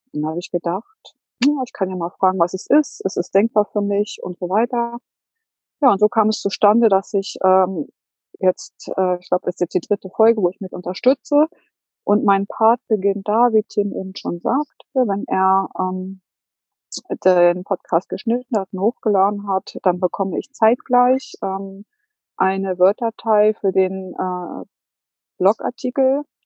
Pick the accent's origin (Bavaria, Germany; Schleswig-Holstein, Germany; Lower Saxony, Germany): Lower Saxony, Germany; Hanover; Ich komme aus Hannover